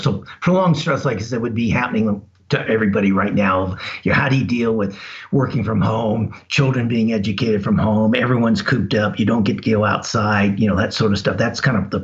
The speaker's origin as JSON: {"language": "English", "town": "Las Vegas", "region": "Nevada", "country": "United States", "tie": "born or raised there", "said": "I grew up in Las Vegas."}